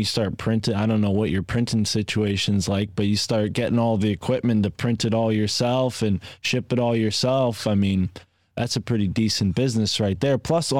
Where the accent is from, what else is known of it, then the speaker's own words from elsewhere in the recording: Connecticut, United States; as a Connecticut kid